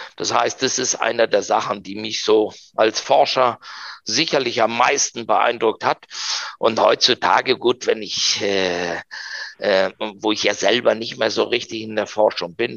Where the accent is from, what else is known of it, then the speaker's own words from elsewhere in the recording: Argentina; first language German and Spanish; moved away as an adult; now in Germany; einen äh, komischen Argentinier